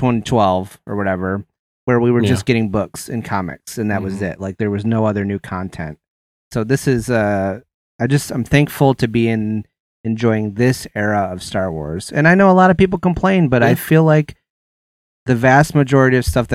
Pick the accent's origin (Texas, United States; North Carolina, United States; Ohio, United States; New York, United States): Ohio, United States; You're from Ohio. I'm from Ohio too.